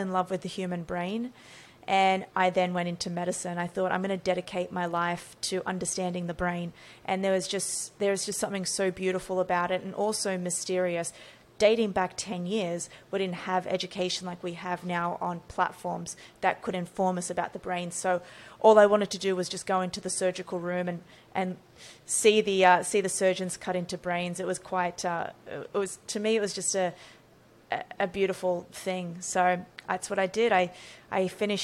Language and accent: English; Australia; So born and raised in Australia